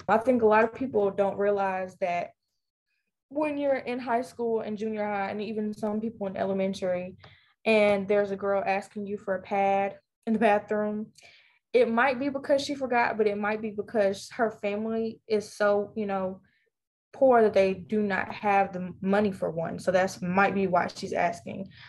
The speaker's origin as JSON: {"language": "English", "town": "Vicksburg", "region": "Mississippi", "country": "United States", "tie": "born or raised there", "said": "a junior at Warren Central High School in Vicksburg, Mississippi, my hometown."}